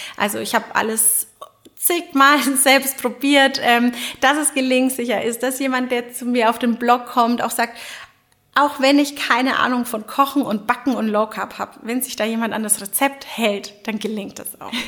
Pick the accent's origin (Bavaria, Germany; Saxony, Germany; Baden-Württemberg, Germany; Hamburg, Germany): Bavaria, Germany; Franconia; Als Fränkin